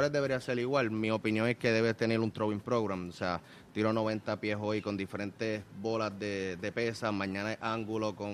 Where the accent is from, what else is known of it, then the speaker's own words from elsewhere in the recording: Puerto Rico; Y pues ya para nosotros como puertorriqueños tenemos que tener ese light bolt que a la que tú vayas a Estados Unidos tienes que tener algo que te sobresalga